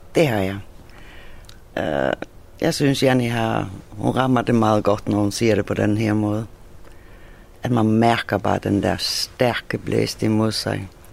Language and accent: Danish; Faroe Islands; also born or lived in Thyborøn; now in Hvide Sande, Denmark; jeg er færing